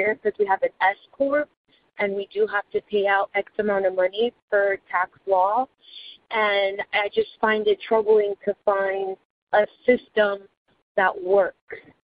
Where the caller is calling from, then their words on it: Tampa, Florida, United States; I am calling from Tampa, Florida.